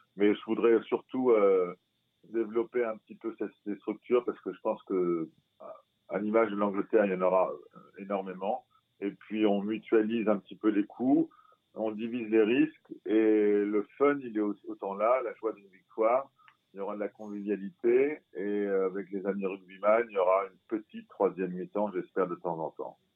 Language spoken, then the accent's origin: French; France; moi je suis français